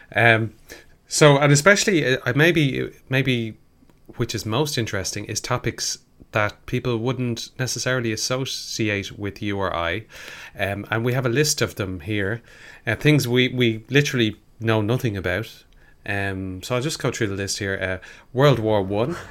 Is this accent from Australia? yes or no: no; Ireland; being an Irish person